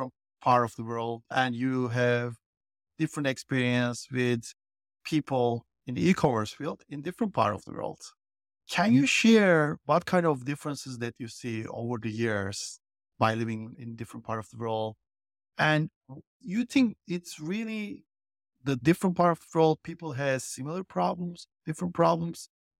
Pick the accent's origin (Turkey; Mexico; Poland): Turkey; now in United States; because I live in the US, I'm originally from Turkey. But pretty much my professional life been always in the US